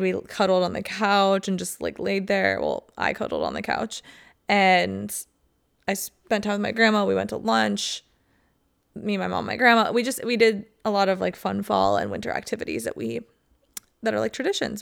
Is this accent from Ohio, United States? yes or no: yes; Ohio, United States; moved away; I used to wanna get out of Ohio winter so bad